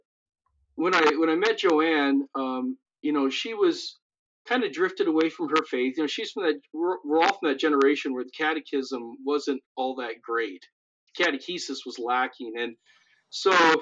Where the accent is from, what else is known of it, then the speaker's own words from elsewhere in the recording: Missoula, Montana, United States; moved away as an adult; now in South Dakota, United States; I grew up in the mountains of Montana, in Missoula